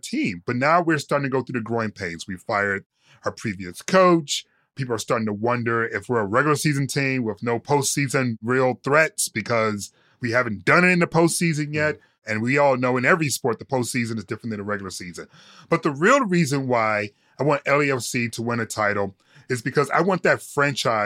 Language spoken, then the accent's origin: English; Detroit, Michigan, United States; born and raised in Detroit